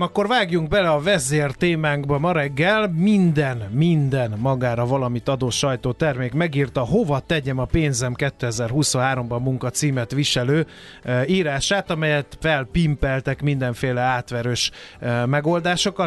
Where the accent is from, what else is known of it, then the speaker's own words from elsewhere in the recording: Hungary; magyarok vagyunk